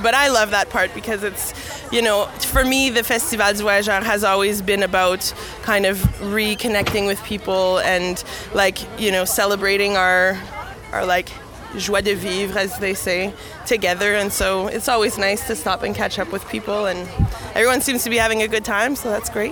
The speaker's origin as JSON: {"language": "English", "town": "Winnipeg", "region": "Manitoba", "country": "Canada", "tie": "born or raised there", "said": "I was born and raised in St. Boniface."}